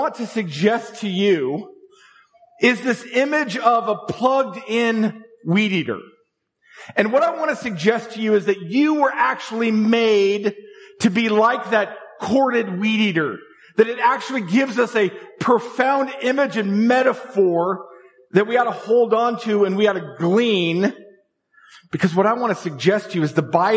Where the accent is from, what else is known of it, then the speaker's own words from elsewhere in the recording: Tulsa, Oklahoma, United States; moved away; I spent my preteen and my teenage years growing up in Tulsa, Oklahoma.